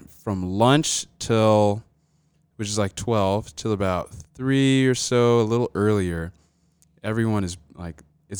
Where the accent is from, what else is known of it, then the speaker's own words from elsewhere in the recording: Albany, Georgia, United States; also born or lived in Atlanta, Georgia; So I was born in Atlanta, Georgia.